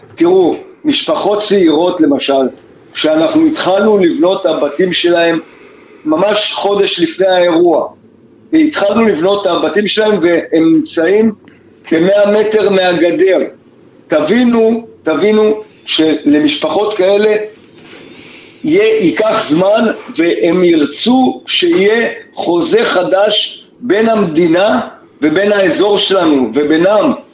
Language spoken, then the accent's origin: Hebrew; Kibbutz Re'im, Southern District, Israel; אנחנו מקיבוץ רעים